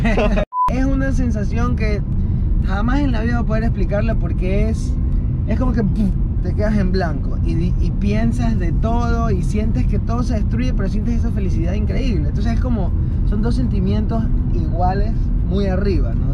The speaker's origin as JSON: {"language": "Spanish", "country": "Ecuador", "tie": "born or raised there", "also_born_or_lived": "United States", "said": "yo nací en Estados Unidos y cuando tenía un año de edad, ahí me trajeron mis papás"}